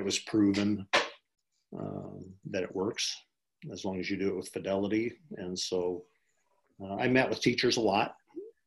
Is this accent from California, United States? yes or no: no; Geneva, Nebraska, United States; having grown up in Geneva